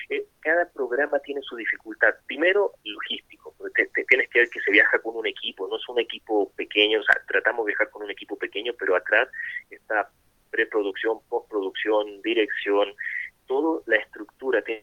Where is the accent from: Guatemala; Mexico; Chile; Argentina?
Chile; also born or lived in Ecuador; Yo como chileno, ecuatoriano, siempre he dicho, ni siquiera en Ecuador ni en Chile nos toman